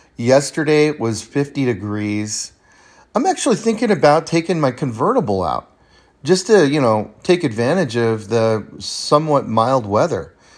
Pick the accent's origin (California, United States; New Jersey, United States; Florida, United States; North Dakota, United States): California, United States; the Sierras; now in Bend, United States; I grew up in the Sierras in California